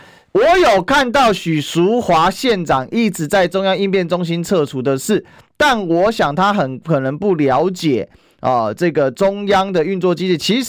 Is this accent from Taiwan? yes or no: yes; Kaohsiung, Taiwan; 只有我们高雄人真的。我跟你讲，布鲁勒谷就在我高中母校旁边。嗯哼，我瑞祥高中的嘛。